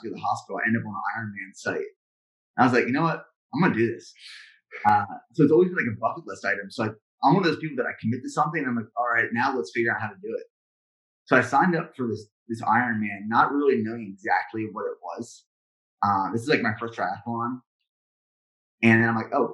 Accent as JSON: {"language": "English", "region": "Central Pennsylvania", "country": "United States", "tie": "born or raised there", "moved": "yes", "lives_now": "Texas, United States", "said": "I'm from Central Pennsylvania"}